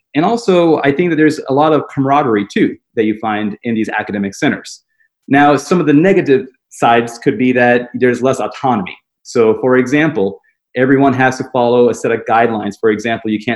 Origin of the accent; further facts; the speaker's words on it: Nashville, Tennessee, United States; also born or lived in Atlanta, Georgia / Birmingham, Alabama; I grew up in Nashville, Tennessee, small town, and always lived in the South.